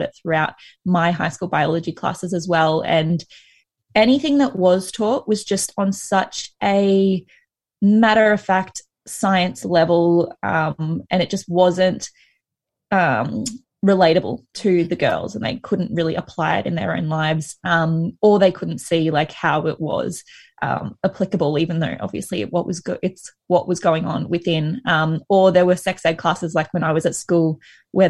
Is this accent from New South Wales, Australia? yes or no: no; Sunshine Coast, Queensland, Australia; also born or lived in Brisbane; I'm from the Sunshine Coast and then I moved to Brisbane for uni